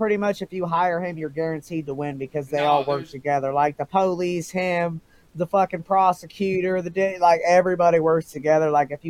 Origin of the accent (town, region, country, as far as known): Ohio, United States